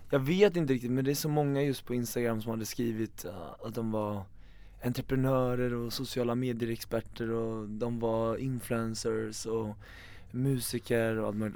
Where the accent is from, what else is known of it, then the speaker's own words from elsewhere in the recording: Eskilstuna, Södermanland, Sweden; sitta hemma i Eskilstuna